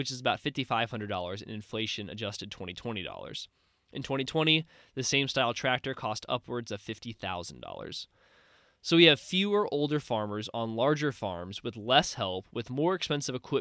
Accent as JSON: {"language": "English", "region": "Missouri", "country": "United States", "tie": "born or raised there", "said": "my home state of Missouri"}